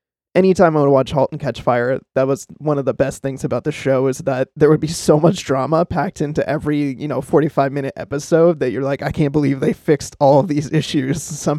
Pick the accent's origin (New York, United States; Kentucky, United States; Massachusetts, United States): Massachusetts, United States; Boston; So I'm from Boston, based in the Boston area